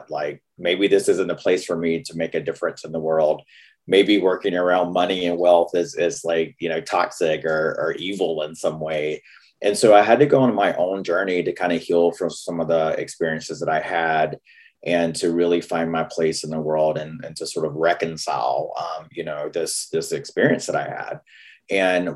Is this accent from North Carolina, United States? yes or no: yes; North Carolina, United States; accent: Southern; moved away as an adult; now in Seattle, United States; I grew up in North Carolina